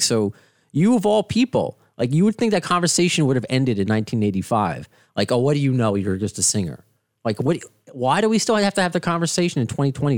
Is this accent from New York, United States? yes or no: yes; Baldwin, New York, United States; a Long Island boy, because I grew up in Baldwin